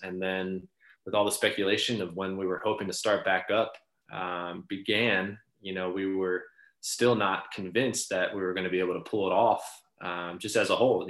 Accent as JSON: {"language": "English", "town": "Baltimore", "region": "Maryland", "country": "United States", "tie": "born or raised there", "said": "growing up uh, in Baltimore"}